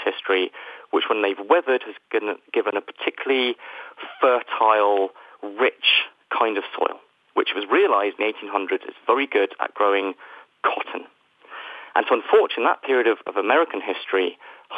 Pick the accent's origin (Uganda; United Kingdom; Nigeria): United Kingdom; the United Kingdom, where, as you can probably tell from my accent, I am from